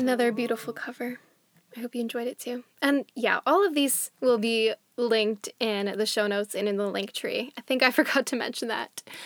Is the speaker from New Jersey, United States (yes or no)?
yes; New Jersey, United States; now in Washington, D.C., United States; I am originally from New Jersey, which is on Lenape land